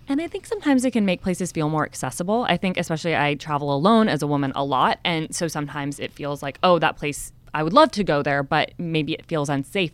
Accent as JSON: {"language": "English", "region": "California", "country": "United States", "tie": "born or raised there", "also_born_or_lived": "San Diego", "said": "growing up in California"}